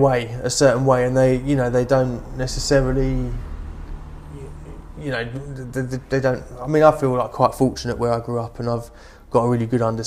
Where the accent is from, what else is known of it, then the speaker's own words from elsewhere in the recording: London, United Kingdom; accent: East End; moved away; I grew up in East London